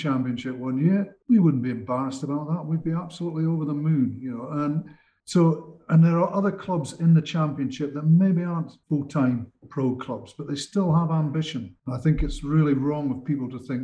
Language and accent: English; Scotland, United Kingdom; as a Scotsman